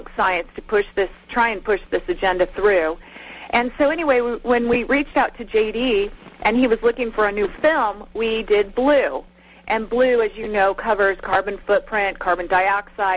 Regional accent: California, United States; I'm from California

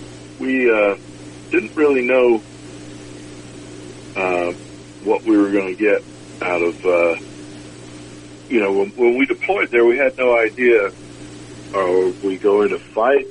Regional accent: United States; I'm from the United States

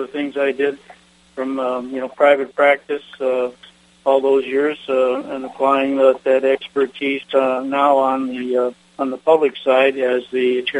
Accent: Michigan, United States; I came to NSPS as from Michigan, as you know, the was elected to come out as a director. I represented the state of Michigan.

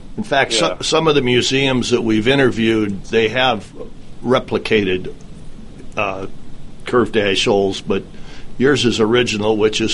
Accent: Midwest, United States; where I grew up in the Midwest

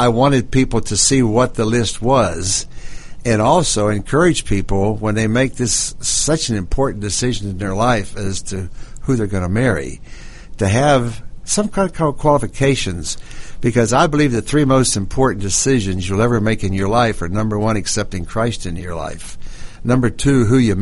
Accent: Pittsburgh, Pennsylvania, United States; moved away as an adult; I'm from Pittsburgh, Pennsylvania myself

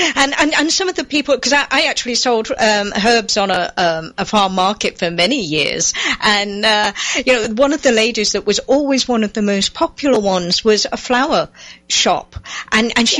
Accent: England, United Kingdom; now in United States; find gardens in England, um, obviously coming from there

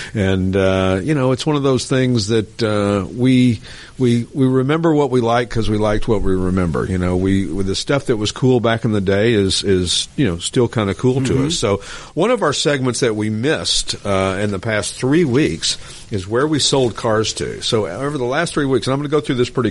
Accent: Lenoir City, Tennessee, United States; Lenoir City, Tennessee, where my hometown is

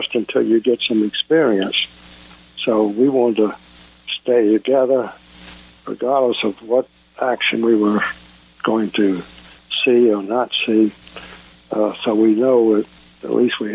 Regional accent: Jacksonville, Florida, United States; we were born and raised in Jacksonville, Florida

